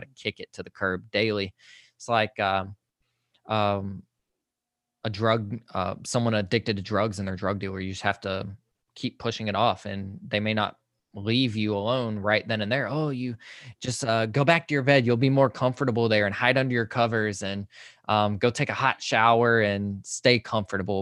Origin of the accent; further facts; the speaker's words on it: Social Circle, Georgia, United States; I am from Social Circle, Georgia, which is, like, a very, very tiny town, about a hour east of Atlanta